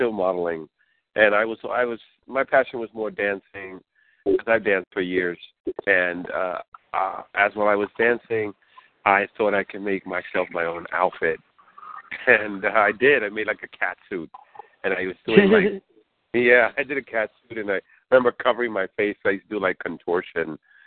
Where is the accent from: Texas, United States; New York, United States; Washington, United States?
New York, United States; New York City; I grew up in New York